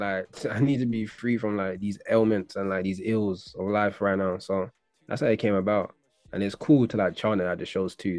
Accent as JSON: {"language": "English", "region": "London", "country": "United Kingdom", "said": "But from East, I was from Hackney"}